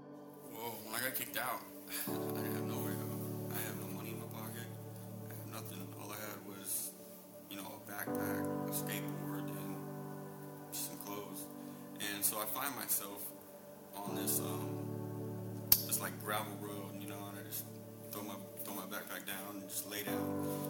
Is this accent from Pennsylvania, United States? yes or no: no; Franklin, North Carolina, United States; also born or lived in Okinawa / Hawaii; 27 years old. I'm originally from Franklin, North Carolina.